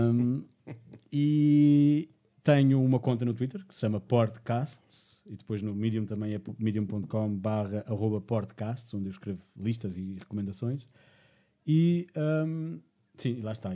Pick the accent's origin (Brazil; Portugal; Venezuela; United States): Portugal; Madeira; eu sou da Madeira